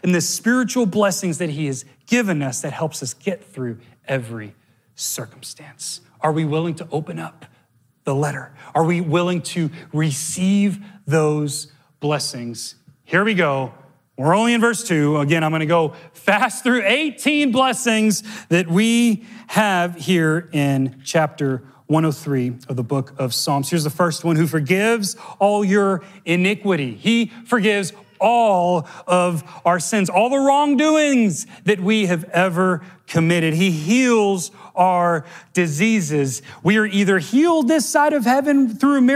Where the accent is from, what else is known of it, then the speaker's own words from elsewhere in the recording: Miami, Florida, United States; I grew up in Miami, so it's like a unicorn island